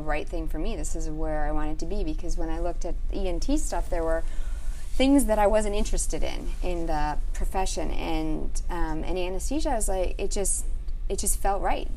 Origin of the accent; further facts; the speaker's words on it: Wisconsin, United States; I grew up in Wisconsin